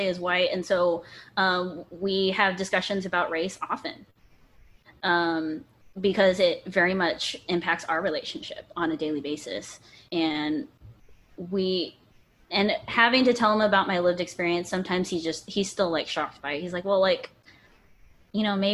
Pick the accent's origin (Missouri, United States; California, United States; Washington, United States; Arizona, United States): Washington, United States; Seattle; moved away as an adult; also born or lived in Kentucky; now in Austin, United States; I grew up in Seattle.